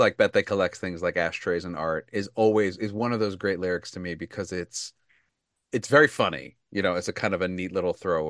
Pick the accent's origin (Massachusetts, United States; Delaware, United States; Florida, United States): Delaware, United States; in my home state, and a place that I have a great connection